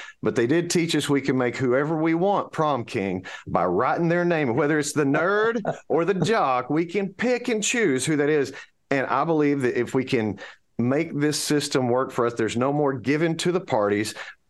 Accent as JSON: {"language": "English", "country": "United States", "said": "Yes, because I'm American."}